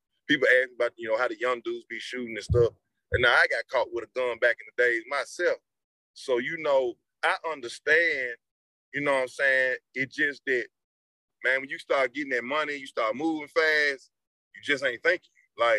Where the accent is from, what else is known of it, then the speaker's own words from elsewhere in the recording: Petersburg, Virginia, United States; I'm from Petersburg.